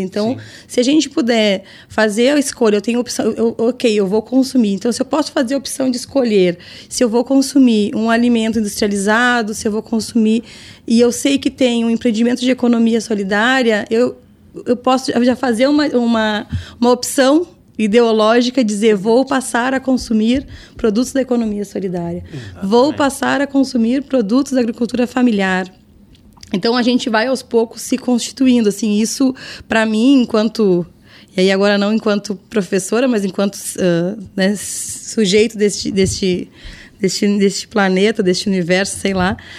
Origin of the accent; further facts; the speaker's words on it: São Lourenço do Sul, Rio Grande do Sul, Brazil; eu sou lá de São Lourenço